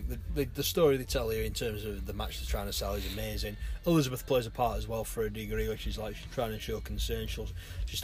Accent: England, United Kingdom; we are English. We live in England.

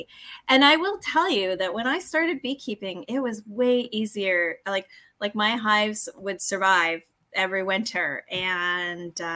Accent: Arizona, United States; now in Canada; I actually grew up in the States, but I grew up in Arizona

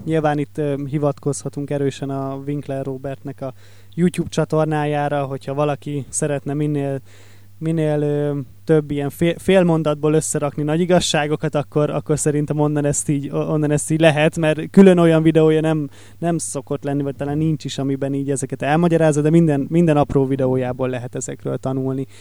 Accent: Lake Balaton area, Hungary; Én ugye Balaton melletti vagyok

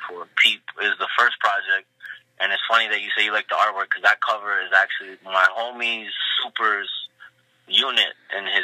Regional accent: Malton, Ontario, Canada; I'm from Malton, which is a little city outside of Toronto

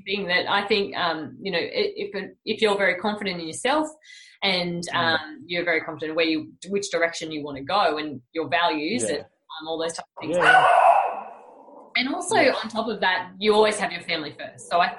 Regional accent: Australia; how do I then, you know, cheer for you, like, as an Australian, how do I then feel about this?

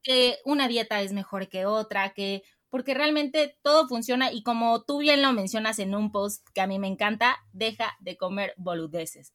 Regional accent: Mexico; nos identifica como mexicanos

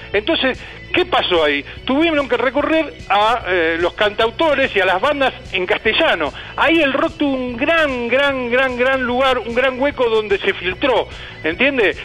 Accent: Argentina; en mi país, en Argentina

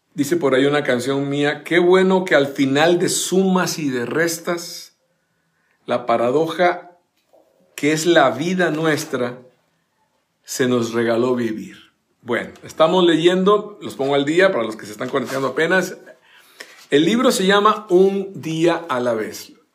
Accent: Costa Rica; mi país natal, Costa Rica

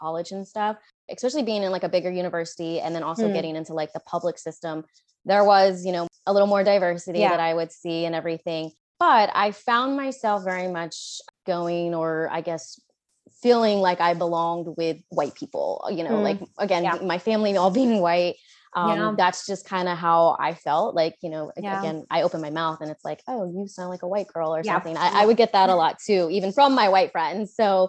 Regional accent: Charlotte, North Carolina, United States; So I would say growing up in the South, especially in the States, there was definitely like racism and, you know, there wasn't a whole lot of diversity.

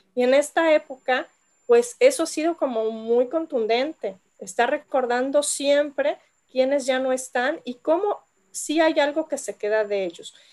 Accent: Yucatán, Mexico; yo que crecí en Yucatán

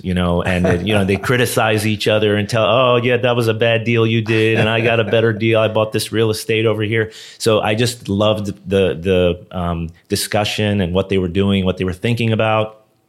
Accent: Hollywood, Florida, United States; I grew up here in South Florida, in Hollywood.

